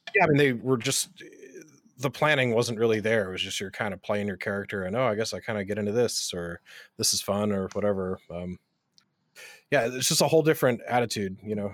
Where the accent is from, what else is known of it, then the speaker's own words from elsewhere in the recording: West Coast, United States; moved away; also born or lived in North Carolina; I'm originally from the West Coast, but I was living in North Carolina